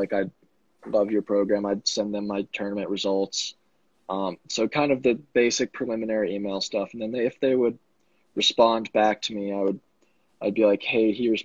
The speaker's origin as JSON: {"language": "English", "town": "Vail", "region": "Colorado", "country": "United States", "said": "I'm from Vail, Colorado"}